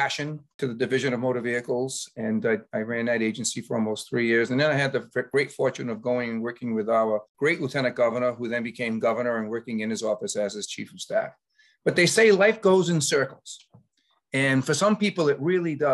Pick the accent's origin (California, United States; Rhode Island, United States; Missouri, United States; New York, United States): Rhode Island, United States; Cumberland; also born or lived in Lincoln, Rhode Island; I had the fortune of going to my hometown of Cumberland to be the police chief there for 10